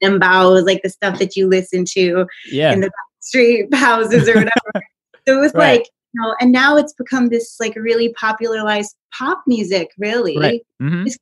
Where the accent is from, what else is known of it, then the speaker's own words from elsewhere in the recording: United States; we're American